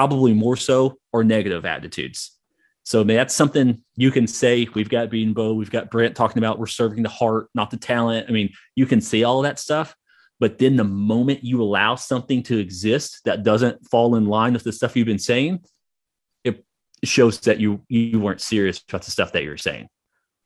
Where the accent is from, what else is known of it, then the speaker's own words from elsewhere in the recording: Hugo, Oklahoma, United States; I grew up in Hugo, Oklahoma